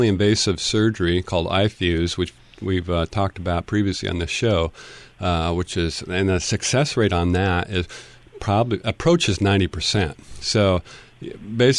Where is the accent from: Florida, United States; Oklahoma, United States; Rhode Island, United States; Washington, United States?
Washington, United States; Tacoma; I grew up in Tacoma, so I have I place my heart for Pierce County